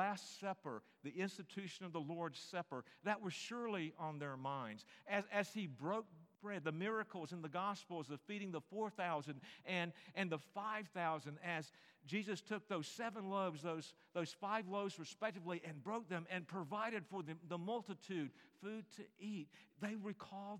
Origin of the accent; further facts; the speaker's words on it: Greensboro, North Carolina, United States; now in Little Rock, United States; my hometown, Greensboro, North Carolina